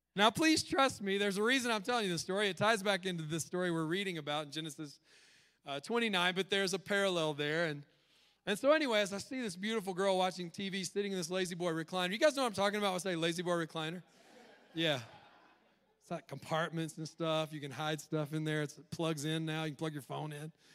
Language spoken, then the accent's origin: English; the South, United States; I was raised in the South